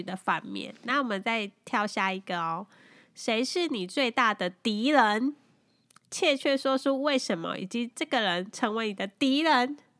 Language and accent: Chinese; Taiwan; moved away as an adult; now in Taipei, Taiwan; 我小时候住是山上嘛